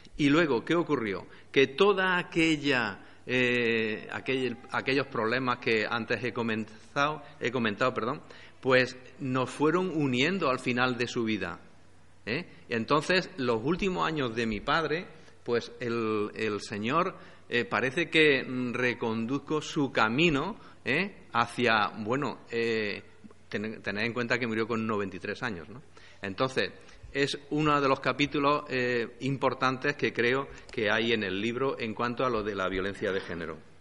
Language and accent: Spanish; Andújar, Andalusia, Spain; nací en Andújar y soy hijo, nieto de un político de Andújar en Jaén